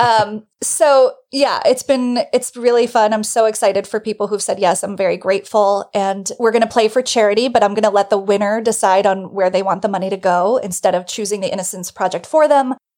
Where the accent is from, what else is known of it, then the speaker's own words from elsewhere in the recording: New Jersey, United States; moved away as an adult; now in New York, United States; I'm just a Northeast person. It's where I'm from. I'm from New Jersey. I've lived in New York my whole adult life